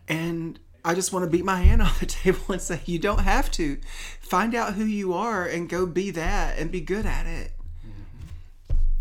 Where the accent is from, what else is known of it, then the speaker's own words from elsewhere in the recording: Tennessee, United States; moved away as an adult; now in California, United States; We're both from Tennessee originally